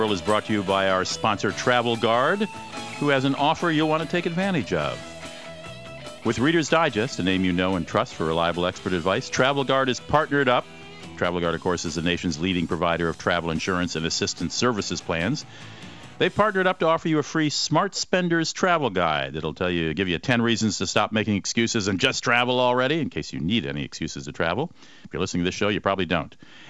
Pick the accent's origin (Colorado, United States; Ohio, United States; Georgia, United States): Ohio, United States; Cleveland; born there; Well, I sort of consider Washington, D.C. my hometown, though I wasn't born there, but I was born in Cleveland, but I was an Army brat, so I didn't live there much.